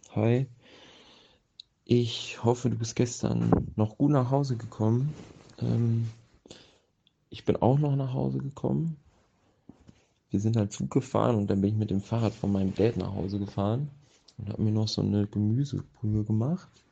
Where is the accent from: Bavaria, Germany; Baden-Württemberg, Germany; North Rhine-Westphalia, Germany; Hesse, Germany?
North Rhine-Westphalia, Germany; Bad Oeynhausen; Ich komme aus Bad Oeynhausen